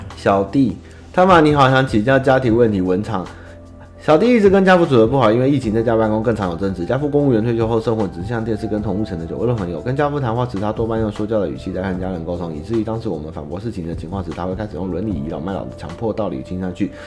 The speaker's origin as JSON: {"language": "Chinese", "country": "Taiwan", "said": "我爸那边是从江苏转进过来的中国人，然后我是第三代，然后我妈他们是，是新一，台南人跟九份人结婚生下来的，但是应该原本也都是中国人啊，对啊，我们都是中国人干出来的，但是最终就是还是都是台湾人，在哪里出生我就是哪里人"}